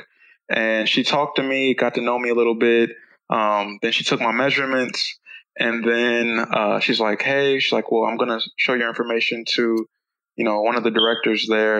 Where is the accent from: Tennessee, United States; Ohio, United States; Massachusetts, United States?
Ohio, United States; Columbus; moved away as an adult; now in Dallas, United States; I'm originally from Columbus, Ohio. And I always lived there